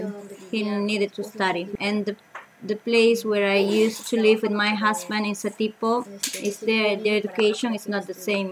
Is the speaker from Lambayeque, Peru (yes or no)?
yes; Tucumé, Lambayeque, Peru; now in Pachacutec, Peru; I'm from Tucumé in Lambayeque, Peru.